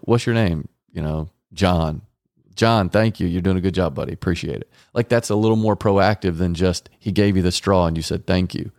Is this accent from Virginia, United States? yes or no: no; Garland, Texas, United States; I was raised in Garland, Texas, with two parents that stayed together